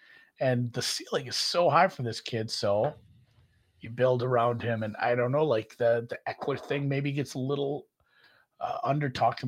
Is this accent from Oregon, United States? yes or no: no; Minnesota, United States; accent: Minnesota; Maybe that's my Minnesota accent.